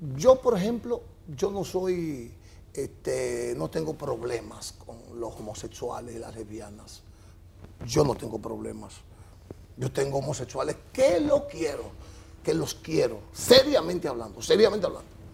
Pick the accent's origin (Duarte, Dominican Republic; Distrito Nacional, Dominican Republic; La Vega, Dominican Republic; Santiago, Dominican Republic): La Vega, Dominican Republic; moved away as an adult; also born or lived in San Pedro de Macorís; yo soy de La Vega, tiene emisoras de radio